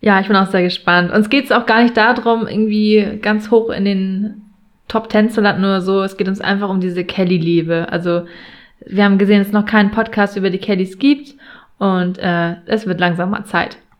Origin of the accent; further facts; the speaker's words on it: Buxtehude, Lower Saxony, Germany; komme aus Buxtehude in der Nähe von Hamburg